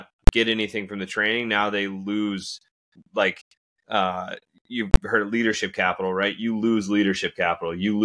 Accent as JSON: {"language": "English", "region": "Florida", "country": "United States", "tie": "born or raised there", "moved": "yes", "said": "my hometown down in Florida"}